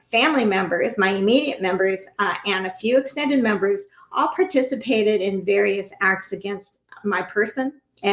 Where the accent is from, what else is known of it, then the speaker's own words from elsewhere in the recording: United States; we as American people, American citizens, right now in this country